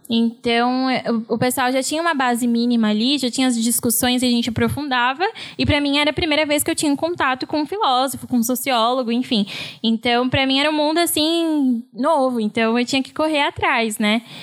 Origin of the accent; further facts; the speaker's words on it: São Paulo, Brazil; moved away as an adult; also born or lived in Santa Catarina; eu cresci e morei sempre em São Paulo